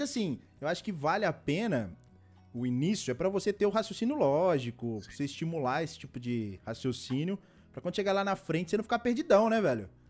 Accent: Belo Horizonte, Minas Gerais, Brazil; eu sou de BH, Belo Horizonte.

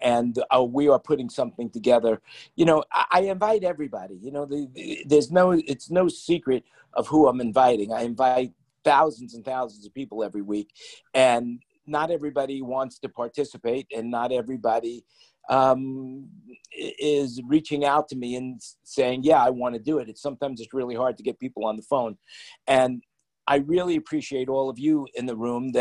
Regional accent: New York, United States; I grew up in New York

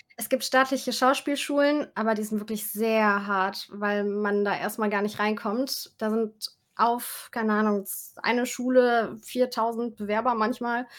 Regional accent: Saarland, Germany; ich komme ja aus dem Saarland, habe ich dann mit ein paar Freunden da äh, im Saarland so ein Musikvideo gemacht

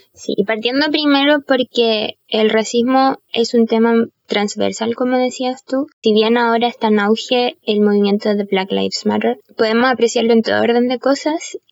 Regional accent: Chile

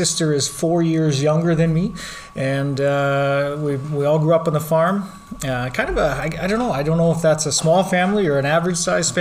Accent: Lloydminster, Canada; I was born and raised here in Lloydminster, actually just outside of Lloydminster on a farm

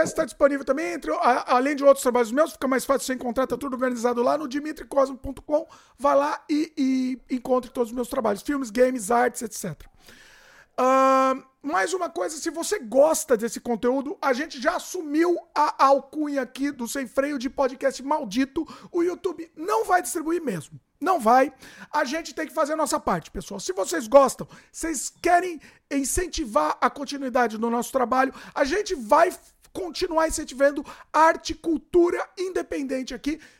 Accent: São Paulo, Brazil; Sou de São Paulo.

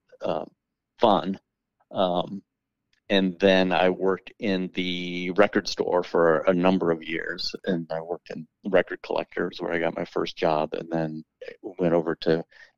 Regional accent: Keokuk, Iowa, United States; also born or lived in Burlington, Iowa; I'm from Iowa

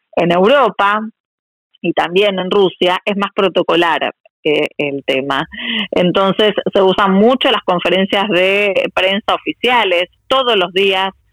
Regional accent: Argentina; moved away as an adult; also born or lived in Russia; now in Moscow, Russia; soy argentina y hija de inmigrantes

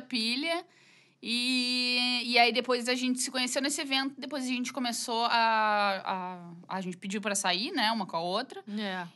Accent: Rio Grande do Sul, Brazil; accent: gaúcho

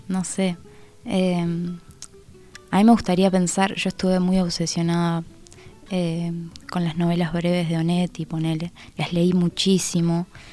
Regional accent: Minas, Lavalleja, Uruguay; also born or lived in Aiguá, Maldonado; now in Montevideo, Uruguay; nací en Minas, pero viví mucho tiempo en Aigua. Entonces, soy como de los dos lados

